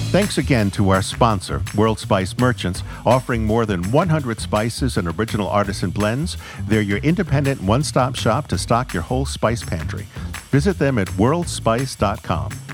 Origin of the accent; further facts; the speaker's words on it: Fall River, Massachusetts, United States; Fall River, Massachusetts, which is where I was born